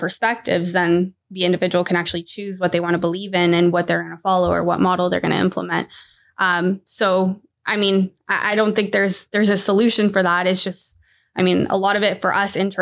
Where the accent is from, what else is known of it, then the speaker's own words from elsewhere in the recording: Mexico; now in Vaughan, Canada; I'm from Mexico.